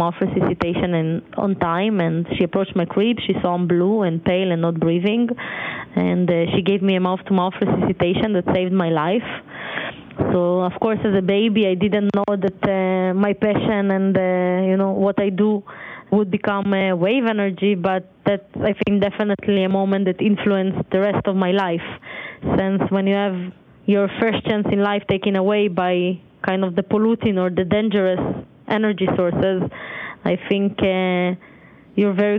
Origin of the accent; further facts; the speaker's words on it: Ukraine; now in Israel; I was born, although I live in Israel, I was born in Ukraine.